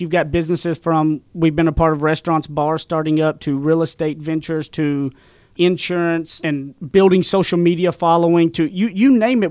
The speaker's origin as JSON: {"language": "English", "region": "East Texas", "country": "United States", "tie": "born or raised there", "accent": "Southern", "said": "I come from East Texas, way out in the sticks. I graduated public high school with twenty-three people. I grew up with a phenomenal mom and dad"}